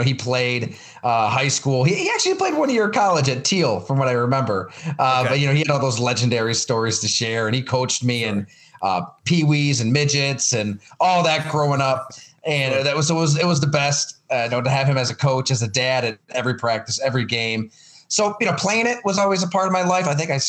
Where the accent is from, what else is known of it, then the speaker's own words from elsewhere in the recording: Western New York, United States; I grew up in Western New York